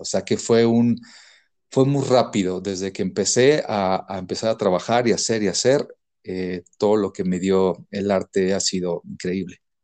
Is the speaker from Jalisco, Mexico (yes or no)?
no; Mazatlán, Sinaloa, Mexico; now in Mexico City, Mexico; Soy de Mazatlán, Sinaloa